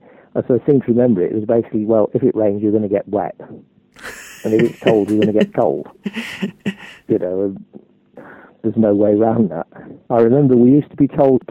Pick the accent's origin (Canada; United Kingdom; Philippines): United Kingdom; Lancashire coast, North West England; I was brought up on the Lancashire coast, where the highest hill was a 20-foot sand dune